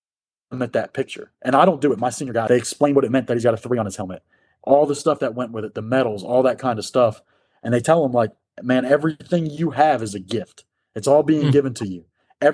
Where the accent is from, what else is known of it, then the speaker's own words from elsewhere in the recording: New York, United States; growing up outside of New York City, you want to work in a high-rise district.